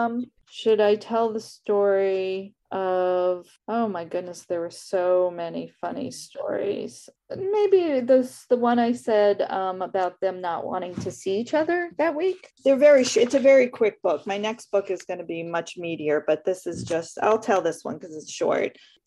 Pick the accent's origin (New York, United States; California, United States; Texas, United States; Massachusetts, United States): New York, United States; Brooklyn; it's a lot bigger than the 2-bedroom, 1-bathroom house I grew up in Brooklyn, but it's not palatial by any stretch of the imagination.